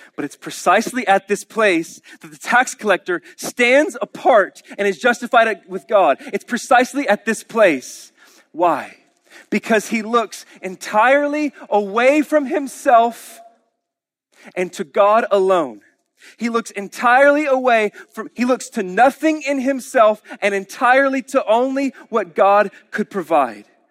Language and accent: English; Oklahoma, United States; we're Oklahomans.